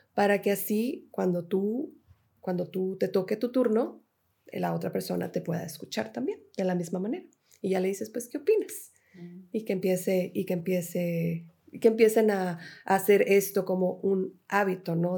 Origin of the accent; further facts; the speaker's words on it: Mexico; yo me regreso a México